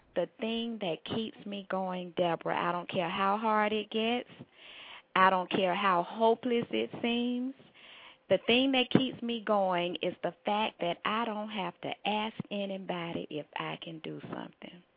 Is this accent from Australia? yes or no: no; Durham, North Carolina, United States; moved away as an adult; now in Atlanta, United States; Durham, North Carolina is home. That's the accent. I live in Atlanta. I've been here since college for over 30 years